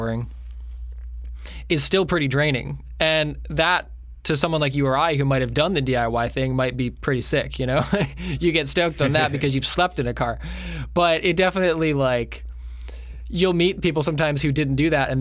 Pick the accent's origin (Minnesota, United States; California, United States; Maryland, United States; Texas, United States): Maryland, United States; Jessup; also born or lived in Nashville; now in Florida, United States; we're from Maryland, but my parents and my sister have lived here for a long time